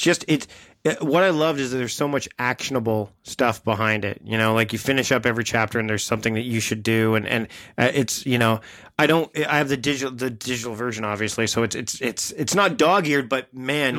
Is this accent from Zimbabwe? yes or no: no; Canada; also born or lived in Victoria, British Columbia; we're both Canadian